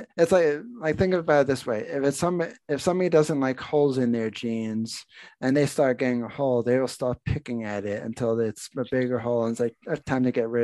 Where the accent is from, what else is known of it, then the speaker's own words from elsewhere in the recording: New Jersey, United States; moved away; also born or lived in Pennsylvania; I grew up in New Jersey